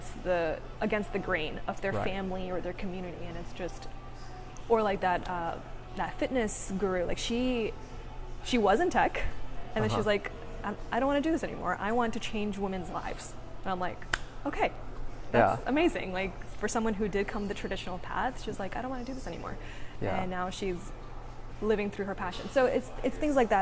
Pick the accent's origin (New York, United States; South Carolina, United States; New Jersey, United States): South Carolina, United States; also born or lived in India; now in Charlotte, United States; I was born in India, raised in South Carolina.